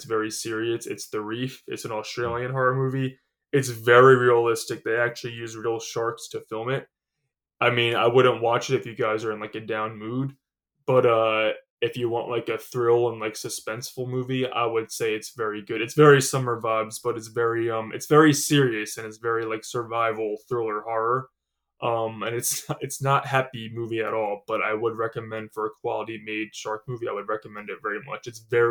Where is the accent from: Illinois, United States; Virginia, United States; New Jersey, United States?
New Jersey, United States; obviously we are both living in New Jersey and we're from New Jersey.